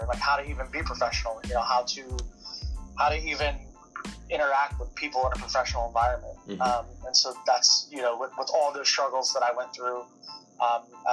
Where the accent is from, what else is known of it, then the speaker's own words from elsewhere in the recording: Detroit, Michigan, United States; I grew up in Detroit, Michigan